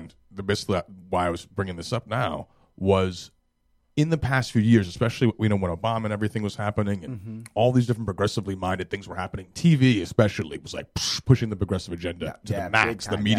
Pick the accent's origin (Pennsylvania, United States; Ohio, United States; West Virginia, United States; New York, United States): New York, United States; I came from the city. I grew up in New York.